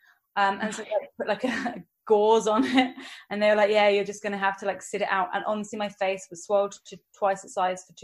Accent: England, United Kingdom; accent: English; my English accent

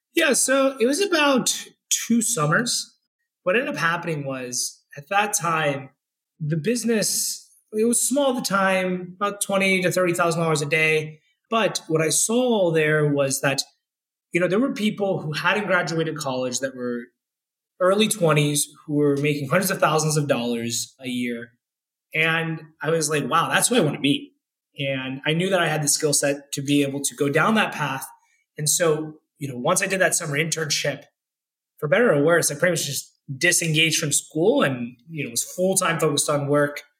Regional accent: Orlando, Florida, United States; moved away; also born or lived in Jacksonville, Florida / Schaumburg, Illinois / Bay Area, California; I grew up in Orlando, Florida

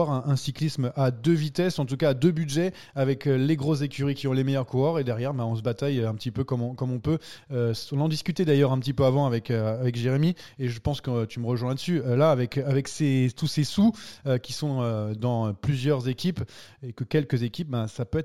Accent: France; Si on râle, c'est parce qu'on est français déjà

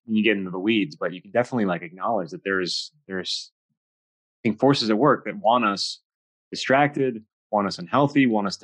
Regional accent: Los Angeles, California, United States; I grew up in Hollywood.

